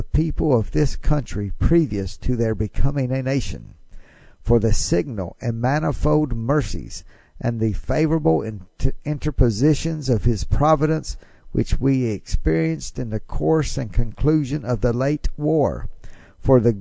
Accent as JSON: {"language": "English", "region": "Mississippi", "country": "United States", "said": "I love my home state of Mississippi. Glad that I get to live in Mississippi."}